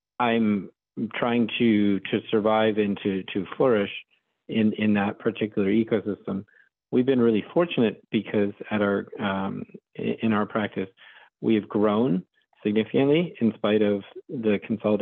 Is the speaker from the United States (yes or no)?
yes; Florida, United States; also born or lived in Rhode Island; I am born and raised in Florida, and I live in Orlando, Florida